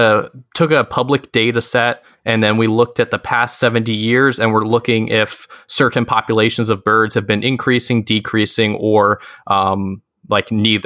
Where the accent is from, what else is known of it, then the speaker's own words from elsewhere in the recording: Richmond, Virginia, United States; I am 19 years old. I'm from Richmond, Virginia.